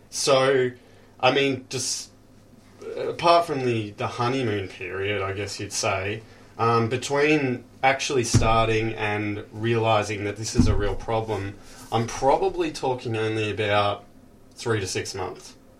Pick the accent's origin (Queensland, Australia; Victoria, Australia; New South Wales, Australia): Victoria, Australia; Frankston; now in Cheltenham, Australia; I grew up in Frankston.